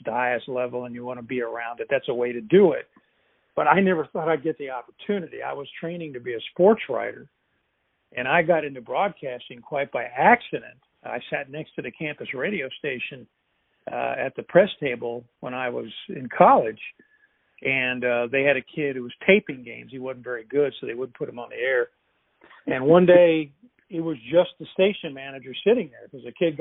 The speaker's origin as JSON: {"language": "English", "town": "Louisville", "region": "Kentucky", "country": "United States", "tie": "born or raised there", "said": "I grew up in Louisville and was a huge fan of both UK and U of L."}